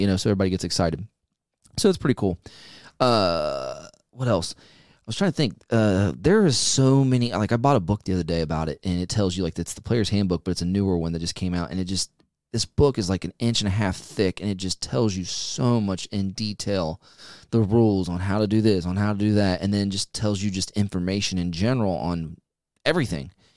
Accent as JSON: {"language": "English", "country": "United States", "said": "as an American"}